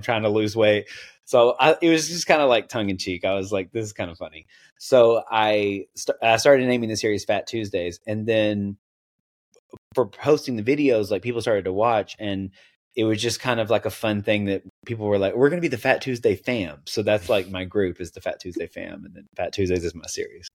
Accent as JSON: {"language": "English", "town": "Knoxville", "region": "Tennessee", "country": "United States", "tie": "born or raised there", "also_born_or_lived": "Seattle", "accent": "Southern", "moved": "yes", "lives_now": "West Coast, United States", "said": "I grew up in Tennessee, so I'm on the West Coast now, but I grew up in Tennessee"}